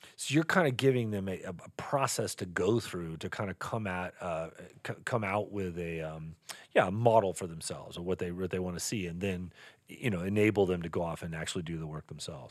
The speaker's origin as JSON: {"language": "English", "region": "Texas", "country": "United States", "tie": "born or raised there", "moved": "yes", "lives_now": "Montana, United States", "said": "I grew up in the West, but it was Texas. Before I moved to Montana"}